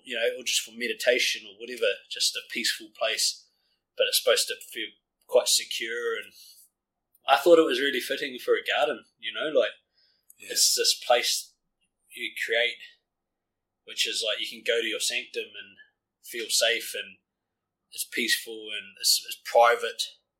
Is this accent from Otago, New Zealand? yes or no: no; Auckland, New Zealand; I'm from South Auckland, and it's fucking night and day compared to this place.